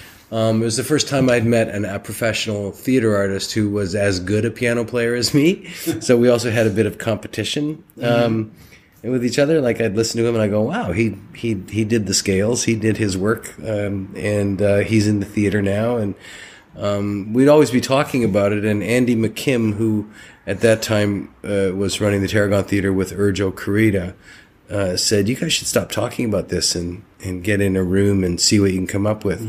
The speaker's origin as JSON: {"language": "English", "town": "St. Albert", "region": "Alberta", "country": "Canada", "tie": "born or raised there", "also_born_or_lived": "Edmonton", "moved": "yes", "lives_now": "Toronto, Canada", "said": "I started acting as a child in my hometown of St. Albert, Alberta, with an amateur company"}